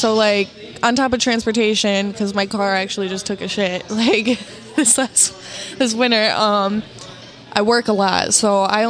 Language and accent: English; Port Huron, Michigan, United States; growing up in Port Huron.